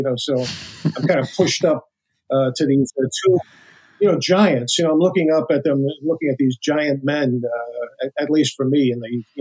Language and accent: English; New York City, New York, United States; I'm from Brooklyn, New York. I was raised in a working class neighborhood